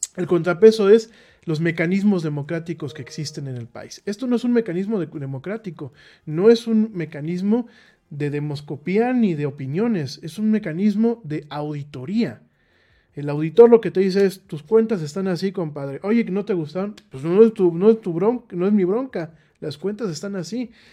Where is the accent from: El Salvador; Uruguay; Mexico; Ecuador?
Mexico; como mexicanos